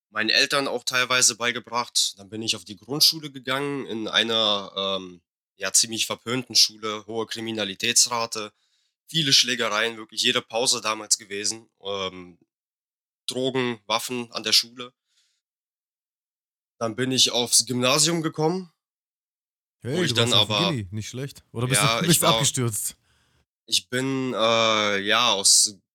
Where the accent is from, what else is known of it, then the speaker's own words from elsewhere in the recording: Russia; now in Germany; Ich bin Russe.